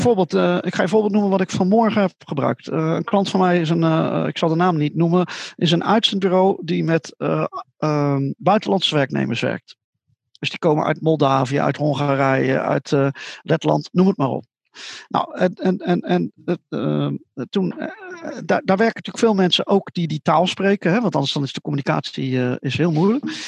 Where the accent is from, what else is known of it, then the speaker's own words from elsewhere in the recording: Netherlands; Ik vertelde dat ik uit Holland kwam